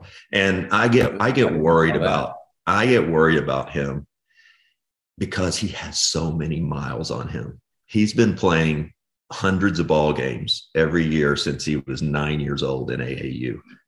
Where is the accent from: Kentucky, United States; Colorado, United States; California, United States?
Kentucky, United States; Owensboro; now in Lexington, United States; So Josh and I are both from Kentucky. I'm from Owensboro. He's from Lexington. I'm in Lexington now